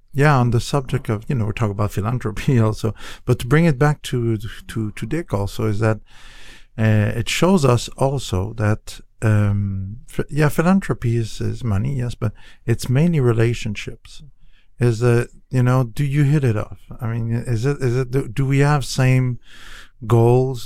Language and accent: English; Canada; now in United States; I'm from Canada.